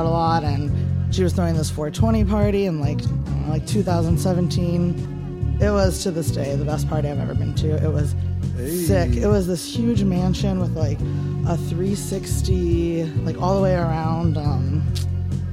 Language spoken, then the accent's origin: English; Cleveland, Ohio, United States; moved away as an adult; also born or lived in Syracuse, New York; now in New York City, United States; I'm originally from Cleveland